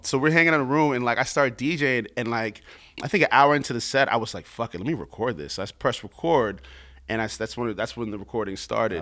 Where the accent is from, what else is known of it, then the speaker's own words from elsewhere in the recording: New York, United States; growing up in New York